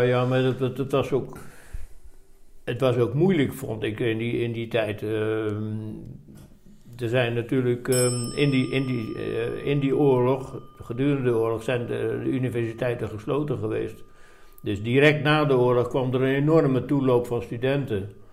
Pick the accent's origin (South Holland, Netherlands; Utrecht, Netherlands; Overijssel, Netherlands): South Holland, Netherlands; Dordrecht; moved away as an adult; also born or lived in Dubbeldam / Breda; now in Roosendaal, Netherlands; ik ben geboren in Dubbeldam, vlakbij Dordrecht. Oké. Ja. En ik heb, eh, nou ja, ik heb gewoon daar mijn, eh, mijn eh, we hebben jaren in Dordrecht gewoond, dus ik heb mijn lagere school en middelbare opleiding, dus de HBS, die heb ik daar in, in Dort gedaan